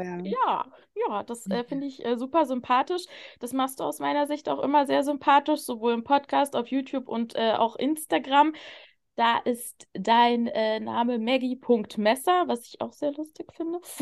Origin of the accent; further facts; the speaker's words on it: the East, eastern Germany, Germany; ich bin halt mit einer alleinerziehenden Mama groß geworden im Block. Ich, das mhm. war halt so im Osten